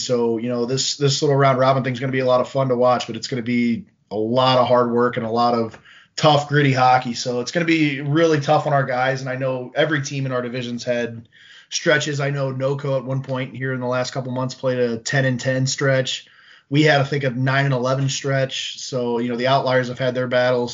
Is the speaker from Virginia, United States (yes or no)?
no; St. Louis, Missouri, United States; I grew up in the Midwest in the St. Louis area.